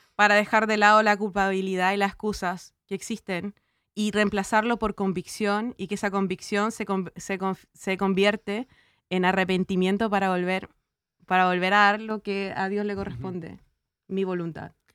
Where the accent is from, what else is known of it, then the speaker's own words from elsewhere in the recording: Chile; como diríamos los chilenos